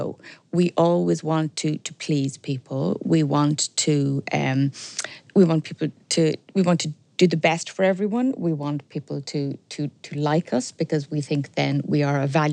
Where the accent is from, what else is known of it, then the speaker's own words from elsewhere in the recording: Dublin, Leinster, Ireland; also born or lived in Belfast / Sligo; I was brought up sort of halfway up the Sandyford Road, the Dundrum area